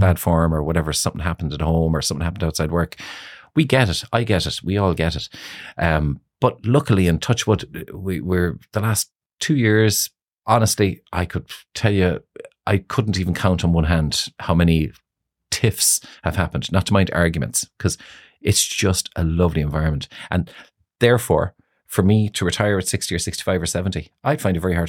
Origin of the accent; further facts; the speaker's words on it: Ireland; also born or lived in Moscow, Russia; We were very, very, very close family growing up in Greenfields